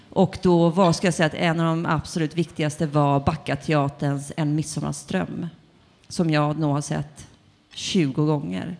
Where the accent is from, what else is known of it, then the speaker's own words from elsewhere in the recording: Tumba, Stockholm County, Sweden; jag är född i Tumba, som ligger i Botkyrka